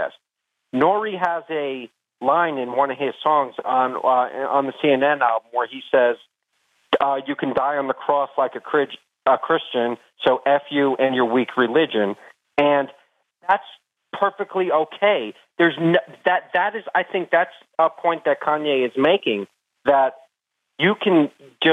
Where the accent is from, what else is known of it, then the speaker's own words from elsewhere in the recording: New Jersey, United States; I grew up in New Jersey